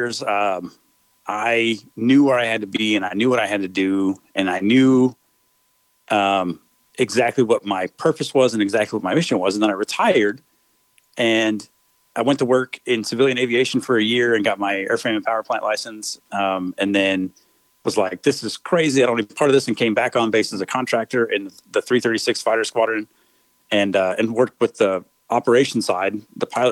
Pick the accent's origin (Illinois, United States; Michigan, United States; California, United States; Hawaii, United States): California, United States; Northern; moved away as an adult; also born or lived in Denver, Colorado / San Jose, California / Modesto, California / North Carolina; now in Goldsboro, United States; So I was born in Denver, Colorado, spent like 3 years there, and then moved to California